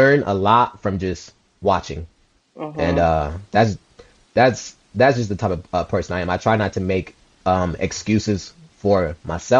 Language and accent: English; United States; also born or lived in Liberia; I came into America at the age of 3. My mom and dad had sent my aunt to send for me. And I was born in Liberia.